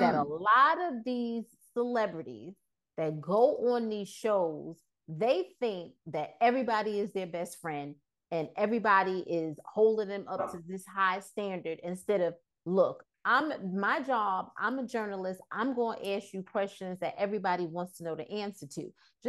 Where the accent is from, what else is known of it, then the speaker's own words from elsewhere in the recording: the South, United States; I'm from the South, and Tamron's like, I'm from the South too.